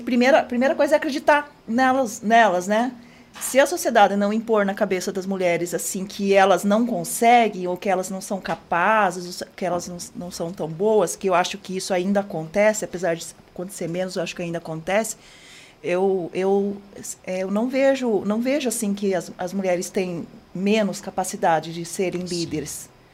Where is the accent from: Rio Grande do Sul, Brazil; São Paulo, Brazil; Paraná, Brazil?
Paraná, Brazil; Rio Azul; moved away as an adult; now in Curitiba, Brazil; eu sou de Rio Azul, interior. Rio Vim para Curitiba para fazer faculdade e fiquei